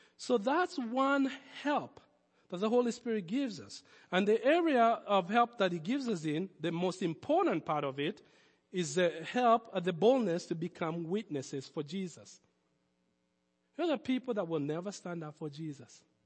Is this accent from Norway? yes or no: no; Nairobi, Kenya; accent: foreign; moved away as an adult; I was born in Nairobi.